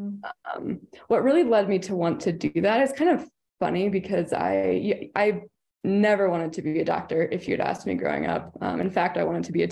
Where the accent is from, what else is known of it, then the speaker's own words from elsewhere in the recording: Kentucky, United States; moved away; also born or lived in Portland, Oregon; I'm from Kentucky